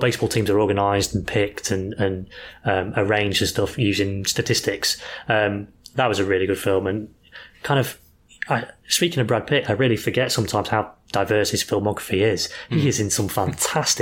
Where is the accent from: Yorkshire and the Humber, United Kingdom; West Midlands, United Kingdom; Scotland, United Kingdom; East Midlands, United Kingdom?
East Midlands, United Kingdom; Boston; now in Nottingham, United Kingdom; We're in Nottingham at the minute because that's where we live, but we come from Boston, UK.